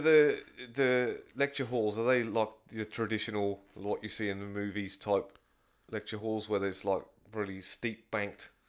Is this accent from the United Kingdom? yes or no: yes; England, United Kingdom; moved away; I'm from England